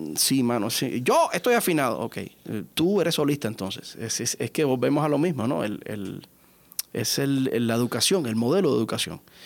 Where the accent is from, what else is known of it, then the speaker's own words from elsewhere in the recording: Pinar del Río, Cuba; mi ciudad natal, en Pinar del Río